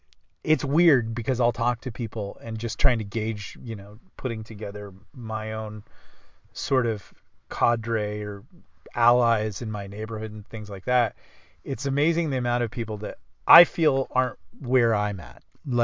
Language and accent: English; the South, United States; because I'm from the South.